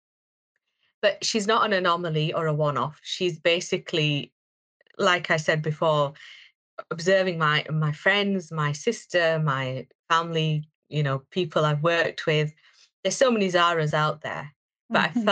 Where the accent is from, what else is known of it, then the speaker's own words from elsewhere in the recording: Bradford, Yorkshire and the Humber, United Kingdom; I'm from Bradford